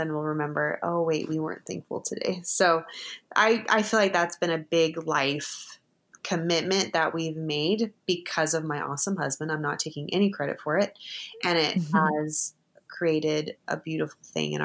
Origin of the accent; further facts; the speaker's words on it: United States; we're American